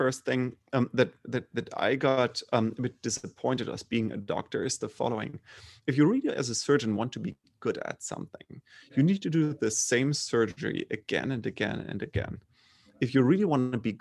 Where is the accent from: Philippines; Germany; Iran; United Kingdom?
Germany; Bremen; English is a second language; moved away; also born or lived in Freiburg; I grew up in Germany. So pretty, I would say, mainstream German middle class